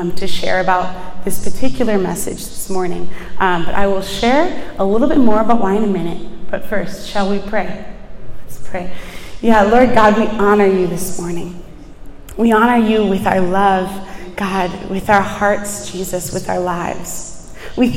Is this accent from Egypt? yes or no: no; Buffalo, New York, United States; moved away as an adult; now in Washington, D.C., United States; I am originally from Buffalo, New York, which is not anywhere close to New York City